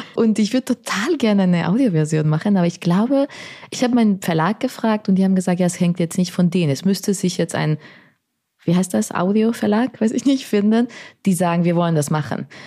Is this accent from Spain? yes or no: yes; Spain; now in Berlin, Germany; ich bin in Spanien aufgewachsen